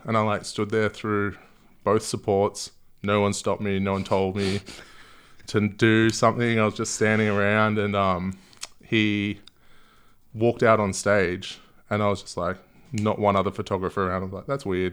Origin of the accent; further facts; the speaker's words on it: Gold Coast, Queensland, Australia; moved away as an adult; also born or lived in London; now in Melbourne, Australia; I moved to the Gold Coast when I was quite young